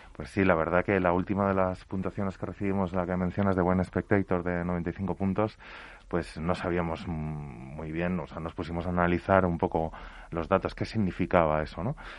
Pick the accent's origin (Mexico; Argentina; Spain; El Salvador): Spain; Madrid, Community of Madrid; moved away as an adult; now in La Rioja, Spain; Yo soy madrileño de nacimiento, pero llevo cinco años viviendo en Rioja